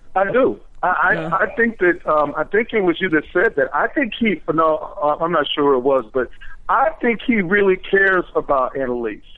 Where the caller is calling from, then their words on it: Washington, District of Columbia, United States; I'm calling from Washington D.C.